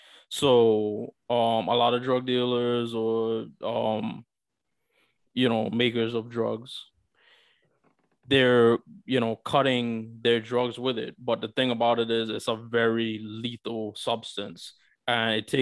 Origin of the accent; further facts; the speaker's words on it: New York, United States; a fellow New Yorker